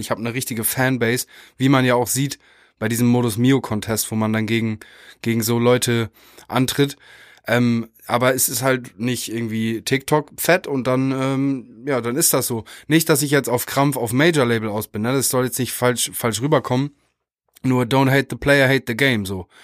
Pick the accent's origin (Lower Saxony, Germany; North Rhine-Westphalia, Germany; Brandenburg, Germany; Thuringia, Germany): Lower Saxony, Germany; Meppen; wir kommen aus, äh, beide aus Meppen an der holländischen mhm. Grenze.